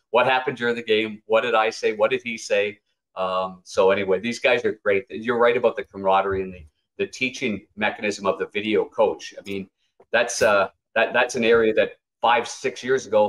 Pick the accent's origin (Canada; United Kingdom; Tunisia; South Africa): Canada; Ottawa, Ontario; I'm from Ottawa, so I was a Montreal Canadiens fan growing up.